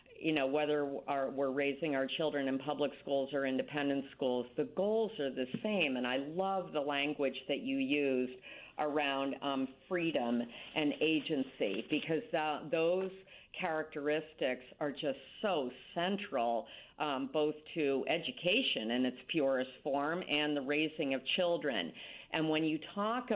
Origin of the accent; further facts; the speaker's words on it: Dover, Massachusetts, United States; moved away as an adult; also born or lived in Connecticut; now in Greenwich, United States; I grew up in Dover, Massachusetts, a small town.